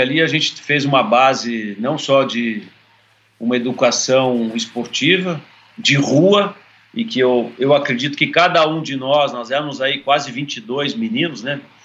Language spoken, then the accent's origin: Portuguese; Santa Maria, Rio Grande do Sul, Brazil; moved away; also born or lived in São Paulo; nós viemos do Rio Grande do Sul, de Santa Maria, e fomos parar na Palmas do Tremembé